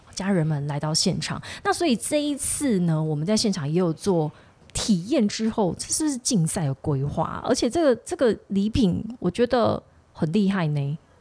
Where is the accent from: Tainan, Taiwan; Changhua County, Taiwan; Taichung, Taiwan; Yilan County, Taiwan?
Tainan, Taiwan; 我是台南人